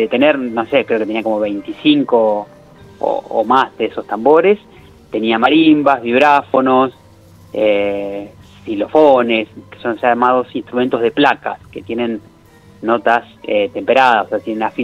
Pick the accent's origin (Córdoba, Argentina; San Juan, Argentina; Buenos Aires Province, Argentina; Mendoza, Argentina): Córdoba, Argentina; born there; Para su sorpresa, yo nací en Córdoba, o sea, tengo el doble